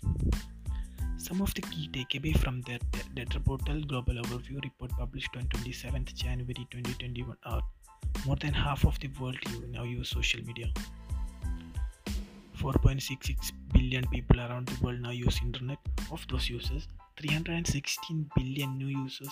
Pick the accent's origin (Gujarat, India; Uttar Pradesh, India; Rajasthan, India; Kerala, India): Kerala, India; I am from Kerala